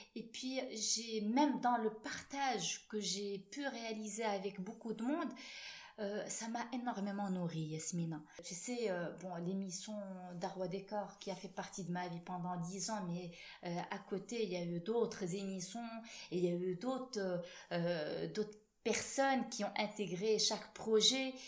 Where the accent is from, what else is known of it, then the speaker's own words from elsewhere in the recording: Morocco; en tant que marocaine